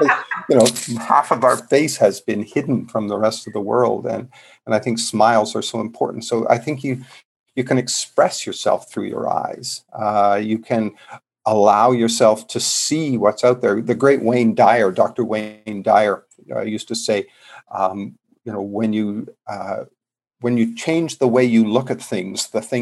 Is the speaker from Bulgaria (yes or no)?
no; Canada; moved away; I'm a Canadian originally